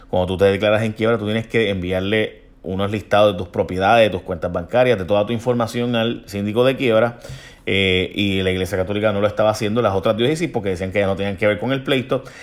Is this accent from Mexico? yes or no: no; Mayagüez, Puerto Rico; pero es que no tengo que ver con eso porque son las de San Juan, yo soy de Mayagüez y la de Ponce no tiene que ver con eso.